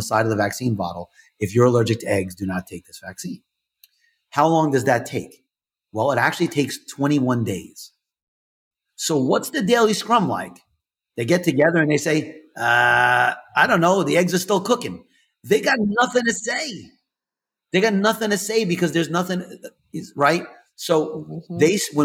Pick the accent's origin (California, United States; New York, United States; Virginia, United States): New York, United States; I'm from New York, so I talk with my hands